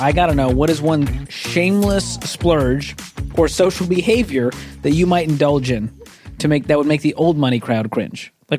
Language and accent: English; Boston, Massachusetts, United States; I didn't grow up in the old money crowd in Boston.